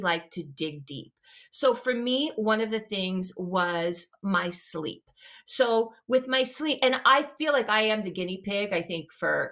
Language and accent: English; Louisiana, United States; I'm from the South, like from Louisiana, you know, I ate rice and gravy